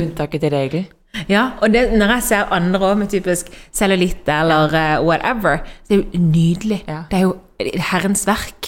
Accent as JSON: {"language": "Norwegian", "country": "Norway", "also_born_or_lived": "Spain", "said": "hjemme i Norge, fordi akkurat nå så sitter vi her i Spania"}